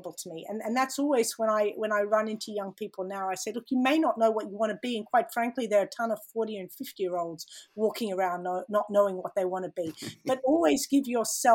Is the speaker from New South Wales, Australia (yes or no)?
yes; Sydney, New South Wales, Australia; moved away as an adult; I did grow up here in Sydney, and yes, I went to school in Edgecliffe. So, I'm a local Sydney